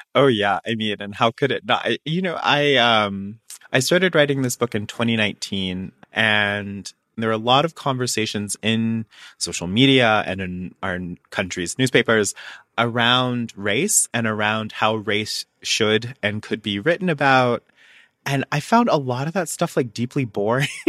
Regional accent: Alabama, United States; I'm from Alabama, I grew up on a farm

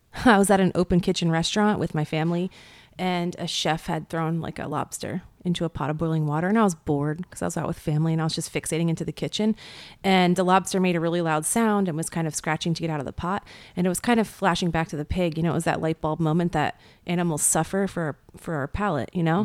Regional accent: rural Pennsylvania, United States; I was born in Pennsylvania, rural Pennsylvania.

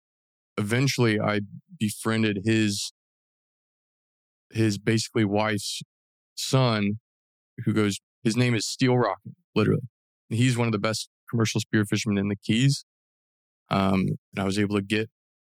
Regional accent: North Georgia, United States; moved away as an adult; also born or lived in St. Leo, Florida; I'm actually from North Georgia. That's where I grew up.

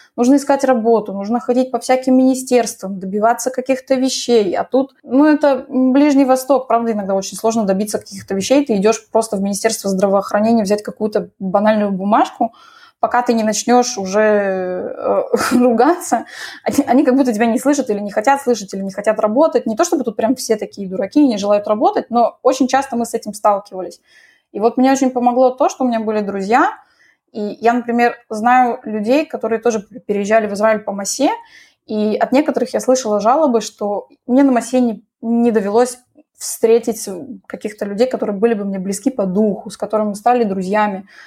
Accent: Moscow, Russia; moved away as an adult; now in Israel; Я родилась в Москве, там всю жизнь жила

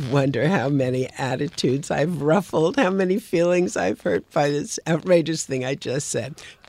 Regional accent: New York, United States; I'm a New Yorker, although I know you think from my accent that I'm a Southern Belle. But growing up in New York

